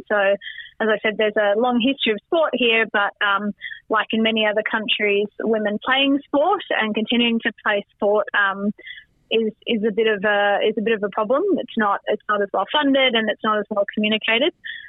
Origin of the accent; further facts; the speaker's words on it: Melbourne, Victoria, Australia; moved away as an adult; now in Hong Kong; when I was growing up in Melbourne, Victoria